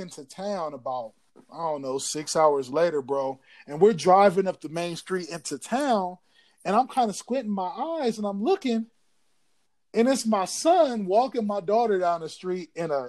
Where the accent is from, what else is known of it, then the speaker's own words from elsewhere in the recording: Columbus, Ohio, United States; growing up in Columbus, though? Like, not to shit on my city because I love my city